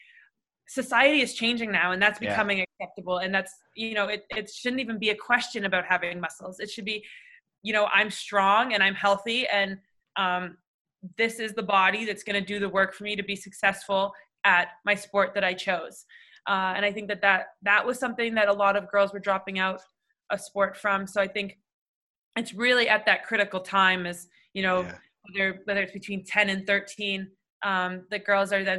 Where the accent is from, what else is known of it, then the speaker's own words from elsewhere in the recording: Toronto, Ontario, Canada; growing up in Toronto